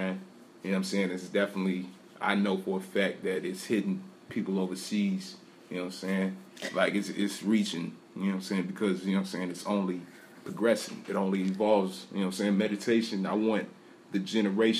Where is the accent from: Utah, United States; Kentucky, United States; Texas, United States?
Kentucky, United States; Lexington; I come from Lexington, Kentucky